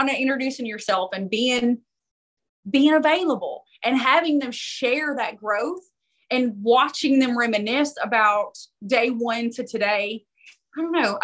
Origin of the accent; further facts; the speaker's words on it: Knoxville, Tennessee, United States; Knoxville. This is my hometown